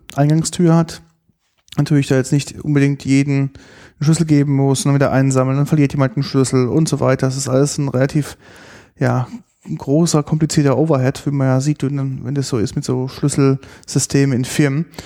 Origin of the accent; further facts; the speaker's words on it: Germany; bei uns in Deutschland